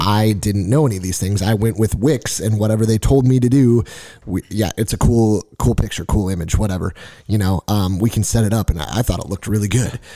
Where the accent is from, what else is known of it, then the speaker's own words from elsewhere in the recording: Nevada, United States; We're from Nevada